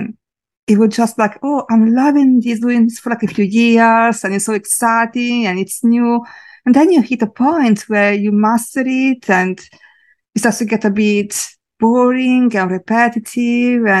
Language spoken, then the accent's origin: English; a small town on the east coast of Italy, Italy; now in London, United Kingdom; I am from a very small town on the east coast of Italy, but I am living in London in the UK right now.